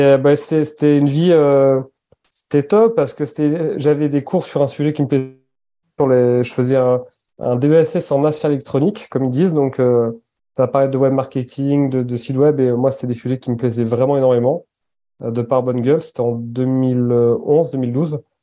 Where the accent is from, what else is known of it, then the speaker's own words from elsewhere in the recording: Basque Country, Nouvelle-Aquitaine, France; moved away; also born or lived in Annecy / near Paris; Enfin, j'ai grandi sept ans au Pays basque.